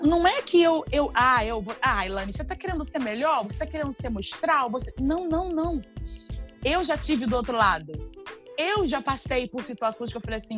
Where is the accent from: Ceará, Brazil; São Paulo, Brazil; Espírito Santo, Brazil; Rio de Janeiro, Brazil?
Rio de Janeiro, Brazil; eu vim do complexo do alemão, eu vim da favela